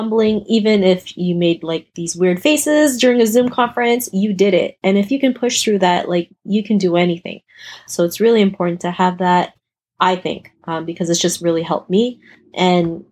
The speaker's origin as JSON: {"language": "English", "town": "Toronto", "region": "Ontario", "country": "Canada", "tie": "born or raised there", "said": "An Asian girl growing up in Toronto, Canada"}